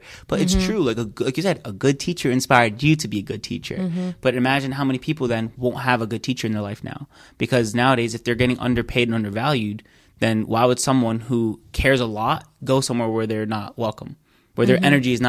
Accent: Alexandria, Alexandria Governorate, Egypt; born there; I was born in Alexandria.

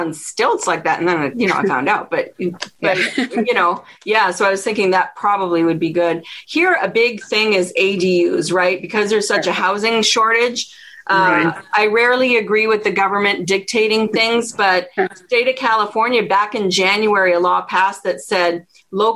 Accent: Ottawa, Ontario, Canada; I grew up in Ottawa, Canada

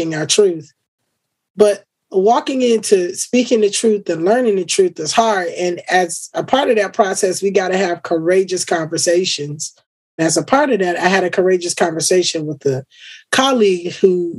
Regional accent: Florida, United States; Florida is my home state

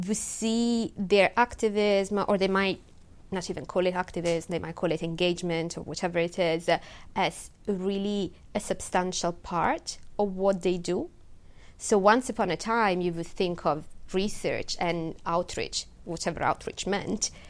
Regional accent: Italy; English is a second language; moved away as an adult; now in United Kingdom; my home country. You know, back in Italy

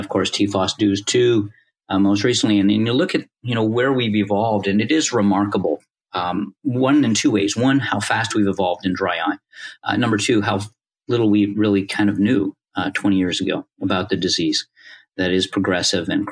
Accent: Canada; moved away as an adult; also born or lived in Indiana; growing up in Canada

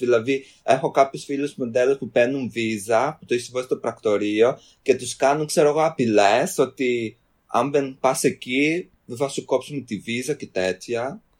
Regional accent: London, United Kingdom; Έρχομαι από το Λονδίνο

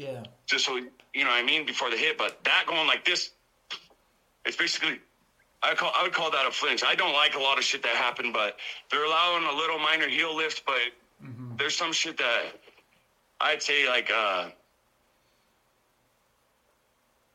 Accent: Coeur d'Alene, Idaho, United States; now in North Dakota, United States; Up in Coeur d'Alene, Idaho

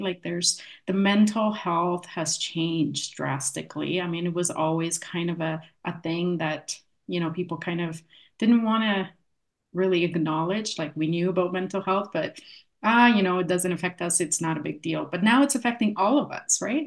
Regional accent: Canada; accent: Polish; also born or lived in Poland; came into Canada um, in 87, so in the 80s, late 80s, um, and was raised most of my life here

